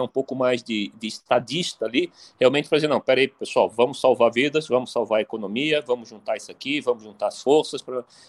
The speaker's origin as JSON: {"language": "Portuguese", "country": "Brazil", "said": "só nós, como brasileiros"}